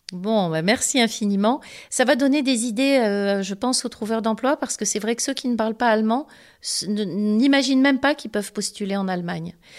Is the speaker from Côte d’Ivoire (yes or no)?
yes; Côte d’Ivoire; moved away; je suis originaire de Côte d'Ivoire.